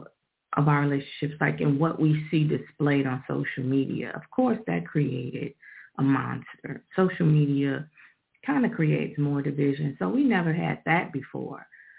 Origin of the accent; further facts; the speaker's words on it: Chicago, Illinois, United States; I'm from Chicago